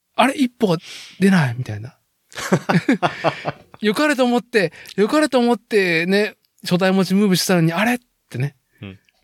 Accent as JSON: {"language": "Japanese", "town": "Nagoya", "region": "Aichi", "country": "Japan", "tie": "born or raised there", "moved": "yes", "lives_now": "Chita Peninsula, Japan", "said": "僕、名古屋生まれ、名古屋育ちで、"}